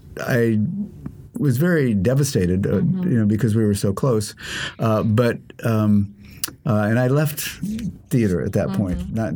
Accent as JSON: {"language": "English", "town": "Fort Lauderdale", "region": "Florida", "country": "United States", "tie": "born or raised there", "moved": "yes", "lives_now": "Columbus, United States", "said": "I was born in Fort Lauderdale, Florida."}